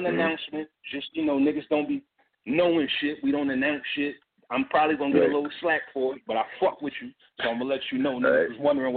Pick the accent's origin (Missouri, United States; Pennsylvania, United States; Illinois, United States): Pennsylvania, United States; Philadelphia; I'm from Philly